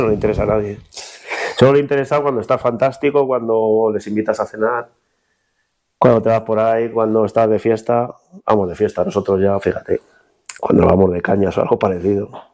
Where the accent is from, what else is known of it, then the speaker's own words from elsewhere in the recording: Illescas, Castilla-La Mancha, Spain; En mi tierra